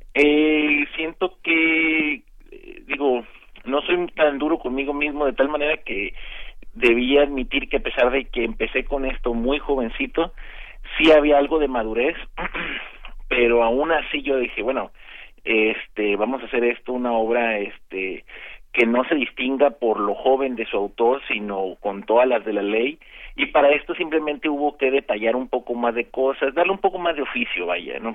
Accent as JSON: {"language": "Spanish", "town": "Mazatlán", "region": "Sinaloa", "country": "Mexico", "tie": "born or raised there", "moved": "as an adult", "lives_now": "Tijuana, Mexico", "said": "antes de venirme a vivir a Tijuana, yo, yo viví toda mi infancia y juventud en Mazatlán"}